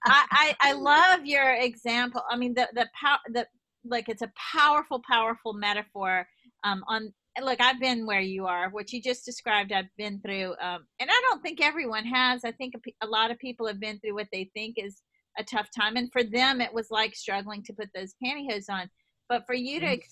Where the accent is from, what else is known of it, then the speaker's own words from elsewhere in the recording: New York, United States; accent: East Coast, New York; and I love my East Coast accent.